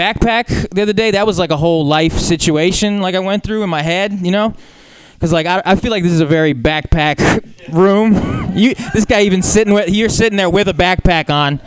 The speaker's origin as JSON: {"language": "English", "country": "Brazil", "said": "as a Brazilian"}